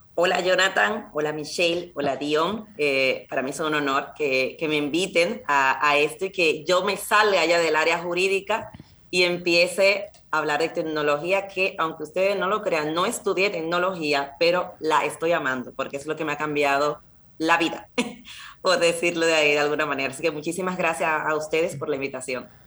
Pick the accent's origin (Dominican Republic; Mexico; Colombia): Dominican Republic; Santo Domingo, Distrito Nacional; now in Spain; yo soy dominicana, eh, nací en la República Dominicana, en Santo Domingo, y mis padres también